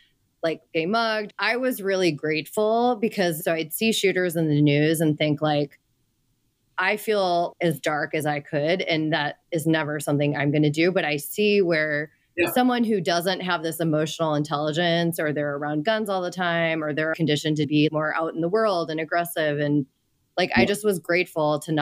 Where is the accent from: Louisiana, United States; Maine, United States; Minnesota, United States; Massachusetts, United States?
Minnesota, United States; moved away; I'm from Minnesota